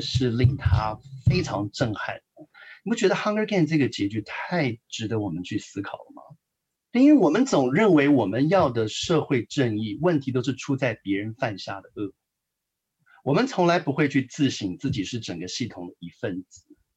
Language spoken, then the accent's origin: Chinese; Taiwan; moved away as an adult; now in United States; 我们都是从台湾来的，我们的嗯。背景很相似。那我自己在很传统的教会长大